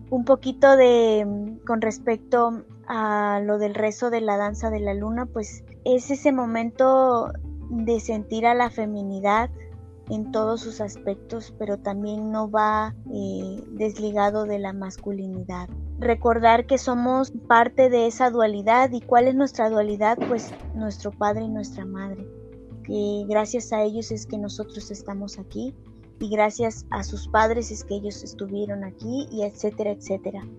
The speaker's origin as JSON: {"language": "Spanish", "town": "Coatepec", "region": "Veracruz", "country": "Mexico", "said": "Soy de aquí, de Coatepec, Veracruz."}